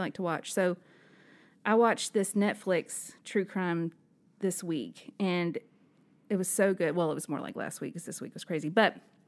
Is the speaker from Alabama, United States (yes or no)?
yes; Birmingham, Alabama, United States; I'm from Birmingham